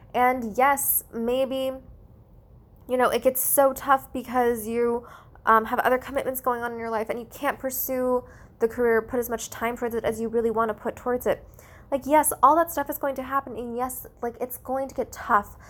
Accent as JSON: {"language": "English", "country": "United States", "said": "I'm Asian American"}